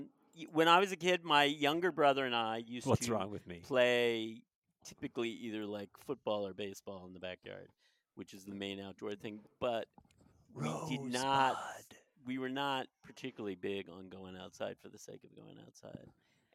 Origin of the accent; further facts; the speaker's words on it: Wheaton, Maryland, United States; Just around here in Wheaton, which is the next like little area over from Silver Spring.